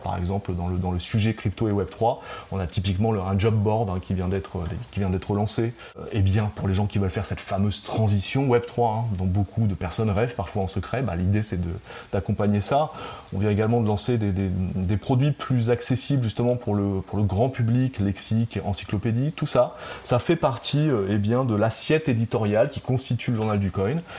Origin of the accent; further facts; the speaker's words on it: Normandy, France; moved away as an adult; also born or lived in Tahiti, French Polynesia; now in French Polynesia; je suis né en Normandie. Je suis un pur produit euh, du cidre, du bocage.